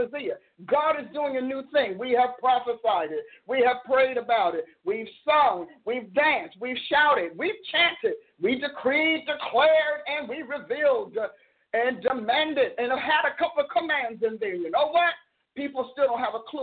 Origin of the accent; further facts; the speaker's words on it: Oklahoma, United States; I'm from Oklahoma